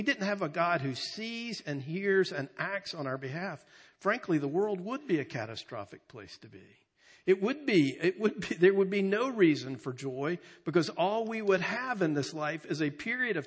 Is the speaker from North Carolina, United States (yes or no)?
yes; North Carolina, United States; we're from North Carolina